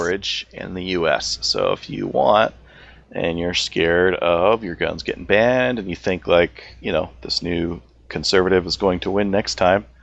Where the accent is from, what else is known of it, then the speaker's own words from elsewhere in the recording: Canada; as a Canadian.